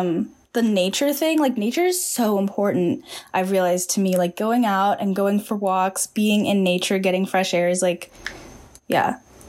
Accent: Bay Area, California, United States; I loved growing up in the Bay Area, because you just have so much nature around you.

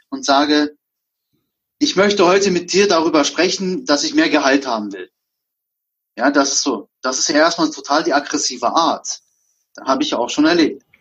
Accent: Germany; ich bin auch selber Türke. Also geboren, ne? Also ich bin zwar in Deutschland groß geworden

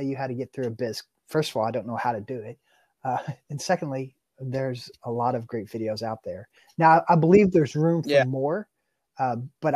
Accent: Kentucky, United States; I'm from Kentucky and basketball is a state religion here

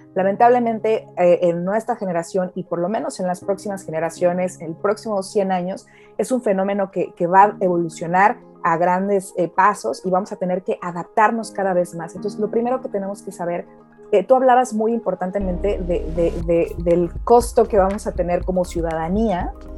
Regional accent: Mexico; moved away as an adult; now in England, United Kingdom; Yo soy mexicana, también soy ahora nacionalizada británica. Llevo varios años viviendo en Inglaterra.

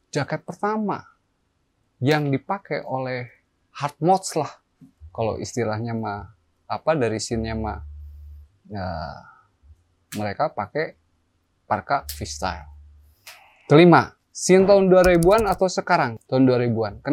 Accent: West Java, Indonesia; ya nama Jawa Barat tersebut satu saya sebagai warga Jawa Barat.

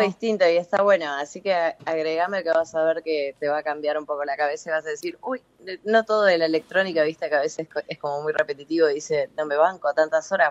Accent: Concepción del Uruguay, Entre Ríos, Argentina; yo soy de Entre Ríos, de Concepción del Uruguay

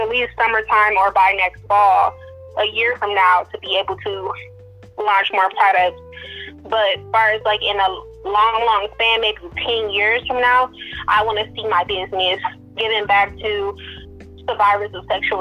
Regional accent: Detroit, Michigan, United States; I'm from Detroit, Michigan

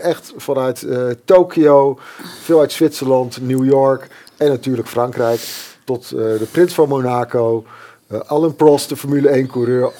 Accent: Netherlands; wij als Nederlanders

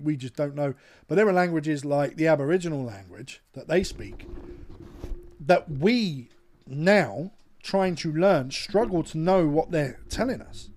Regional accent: United Kingdom; we're British.

